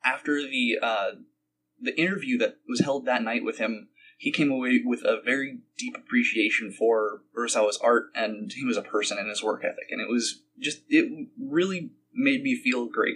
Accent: Midwest, United States; I'm from the Midwest

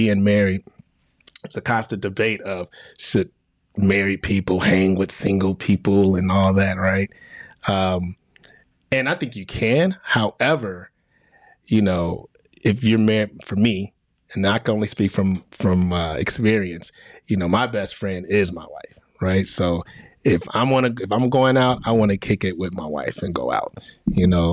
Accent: Chicago, Illinois, United States; I'm from Chicago. So I grew up on my mom watching Oprah Winfrey when I was a kid

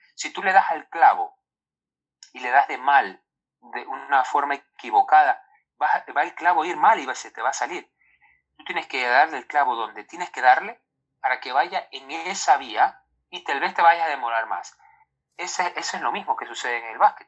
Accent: Ecuador; nosotros los ecuatorianos

